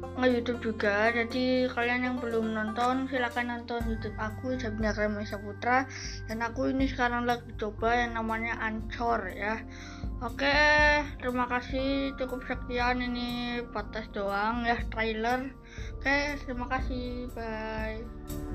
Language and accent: Indonesian; Brebes, Central Java, Indonesia; Saya dari Jawa Tengah, dari Brebes